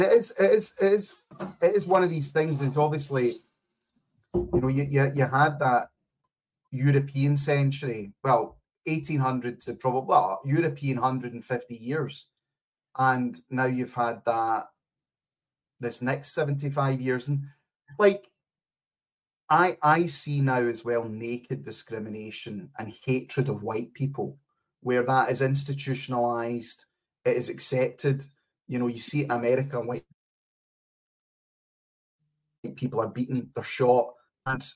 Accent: Scotland, United Kingdom; I came from Scotland

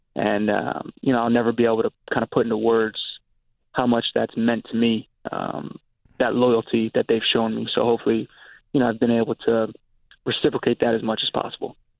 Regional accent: Virginia, United States; growing up in Virginia

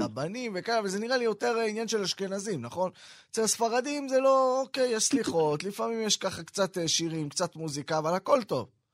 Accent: Ramat Gan, Tel Aviv District, Israel; אני אצלנו ברמת גן

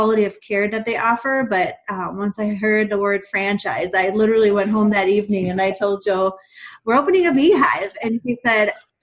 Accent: Romania; now in Minnesota, United States; I grew up in Romania, and while I was a young child there, my great aunt had dementia

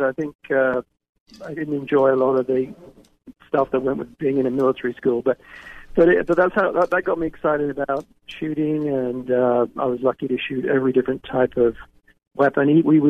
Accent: England, United Kingdom; accent: English; now in United States; Well, you can probably tell by my accent, I wasn't born here in the United States. I was originally from England.

